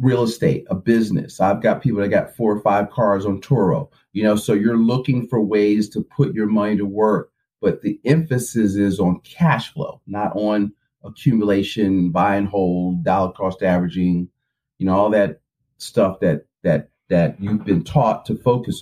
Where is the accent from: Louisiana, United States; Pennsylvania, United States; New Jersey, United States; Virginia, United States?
Pennsylvania, United States; Philadelphia; I'm from Philly